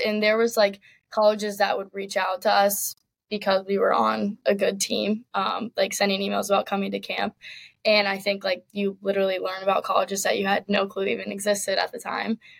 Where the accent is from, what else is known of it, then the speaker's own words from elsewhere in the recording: Richmond, Virginia, United States; I grew up in Richmond, Virginia